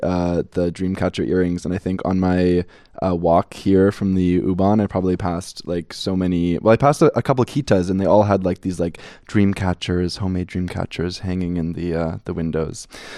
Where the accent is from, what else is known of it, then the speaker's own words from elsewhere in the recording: Canada; now in Germany; I'm from Canada.